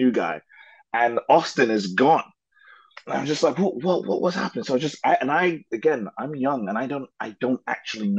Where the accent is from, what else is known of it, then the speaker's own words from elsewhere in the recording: London, United Kingdom; when you live in London, like I guess I feel like okay, I say I'm Nigerian, sometimes I say I'm English, but this part of Nigerian that I say that I am, I've never actually seen it